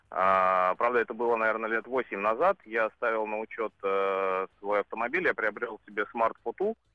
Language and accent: Russian; Saint Petersburg, Russia